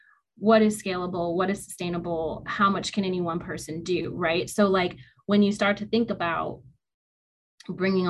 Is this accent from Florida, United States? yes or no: no; Detroit, Michigan, United States; I'm from Detroit